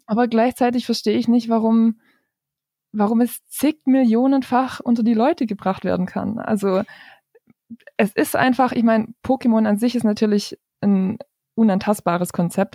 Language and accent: German; near Stuttgart, Baden-Württemberg, Germany; ich komme aus der Nähe von Stuttgart. Ich arbeite da als Redakteurin bei einer Tageszeitung